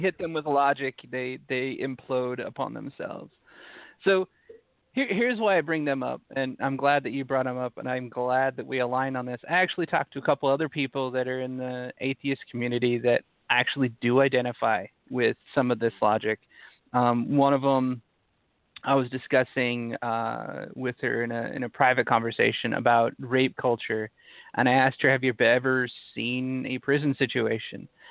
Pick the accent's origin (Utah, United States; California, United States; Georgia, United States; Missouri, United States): Utah, United States; I grew up in Utah, so um, being an atheist growing up in Utah